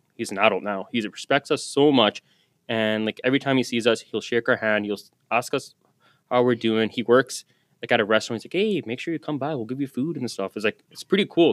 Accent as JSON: {"language": "English", "town": "Surrey", "region": "British Columbia", "country": "Canada", "tie": "born or raised there", "said": "I grew up in Guilford. I got to work in Guilford"}